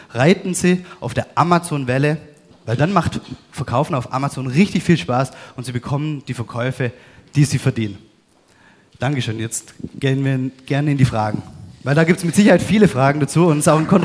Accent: Baden-Württemberg, Germany; Ich, ich bin ähm, Schwabe, bin wieder unten im Süden

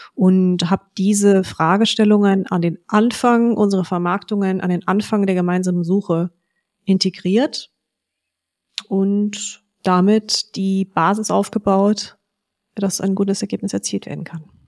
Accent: Frankfurt am Main, Hesse, Germany; Meine Eltern hatten jahrelang einen ähm, riesigen Maklerbetrieb in Frankfurt am Main ähm, mit 30 Maklern und fünf Fachabteilungen

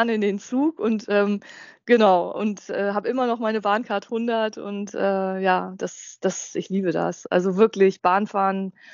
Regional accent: Hanover, Lower Saxony, Germany; Ich genau. als Hannoveraner

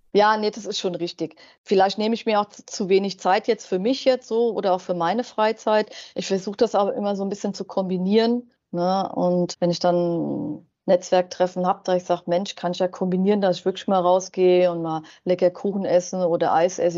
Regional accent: Wiesbaden, Hesse, Germany; now in Mainz, Germany; ich bin ja aus Wiesbaden und ich wohne in Mainz und ich will ja auch gar nicht mehr weg

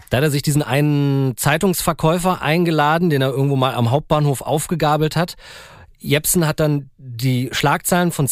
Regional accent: Berlin, Germany; Ich bin ja in Berlin-Spandau aufgewachsen, übelste Vorstadt.

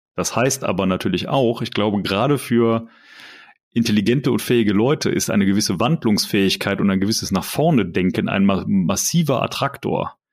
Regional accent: Germany; als, als Deutsche

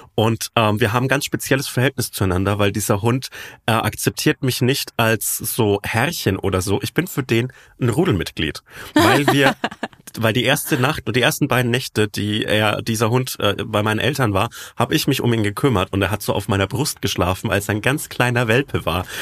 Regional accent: Franconia, Bavaria, Germany; accent: Franconian; in meinen Dialekt abrutsche.

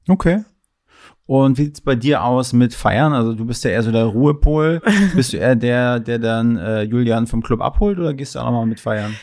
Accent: Ludwigslust, Mecklenburg-Vorpommern, Germany; ich komme ja aus Ludwigslust

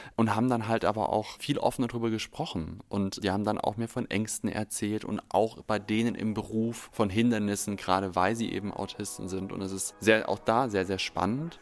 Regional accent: near Stuttgart, Baden-Württemberg, Germany; moved away as an adult; now in Berlin, Germany; ich komme aus der Nähe von Stuttgart, war da angestellt und bin ja jetzt hier seit 2020

